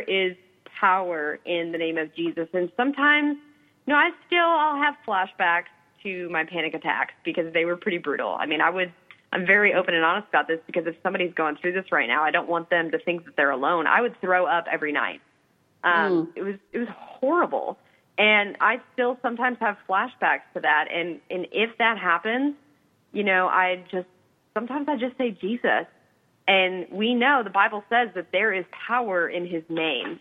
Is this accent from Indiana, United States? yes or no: yes; Indiana, United States; I grew up in Indiana